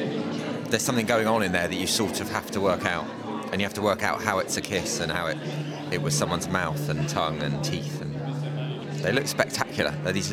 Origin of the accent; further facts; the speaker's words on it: London, United Kingdom; I'm from London